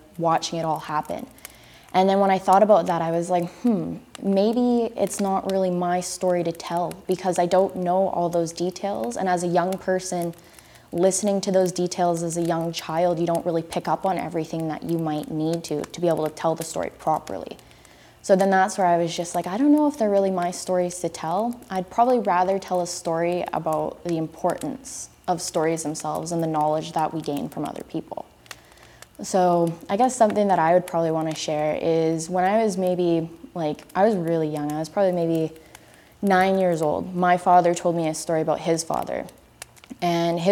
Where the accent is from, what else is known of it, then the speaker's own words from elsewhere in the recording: Lillooet, British Columbia, Canada; now in Coquitlam, Canada; I am from the Stadtliam Nation in Lillooet, BC, which is in the southern interior, specifically from the Huchlip community that's also known as Fountain